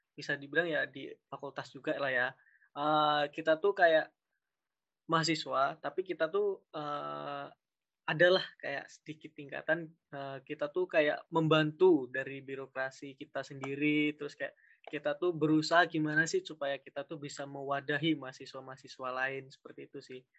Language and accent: Indonesian; Riau, Indonesia; Uh, aku dari ini PGSD Penjas A 2019 uh, asal aku dari Riau. Mungkin ada teman-teman yang dari Riau nanti bisa PC.